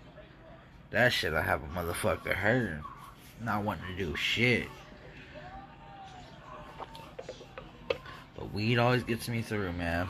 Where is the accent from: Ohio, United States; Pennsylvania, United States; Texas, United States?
Ohio, United States; I'm from Ohio